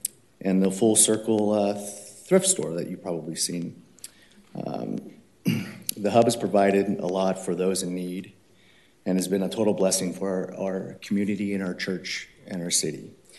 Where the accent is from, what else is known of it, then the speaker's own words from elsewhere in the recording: Los Angeles, California, United States; now in Orange, United States; I'm a refugee from Los Angeles, abducted by my wife.